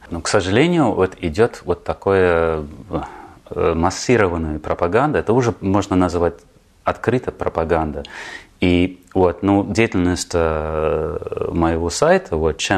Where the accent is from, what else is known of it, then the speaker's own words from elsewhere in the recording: Germany; born there; И родился в Германии, на самом деле.